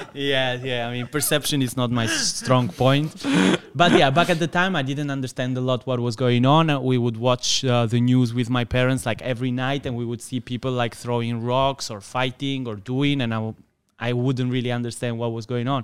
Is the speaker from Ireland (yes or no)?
no; Albania; English is a second language; moved away as an adult; also born or lived in Greece / Italy; now in Luxembourg; I was born in Albania.